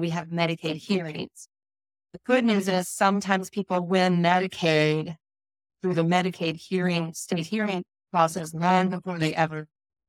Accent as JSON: {"language": "English", "region": "Missouri", "country": "United States", "tie": "born or raised there", "also_born_or_lived": "Wisconsin / North Carolina", "moved": "as an adult", "said": "I grew up in mid-Missouri"}